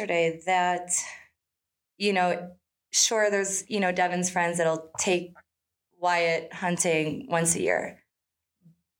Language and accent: English; Chicago, Illinois, United States; I grew up in Chicago. I grew up in the city.